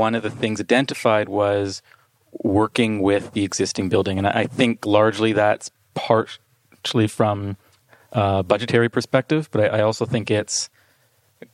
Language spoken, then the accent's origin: English; Toronto, Ontario, Canada; I'm an architect born and raised in Toronto, Ontario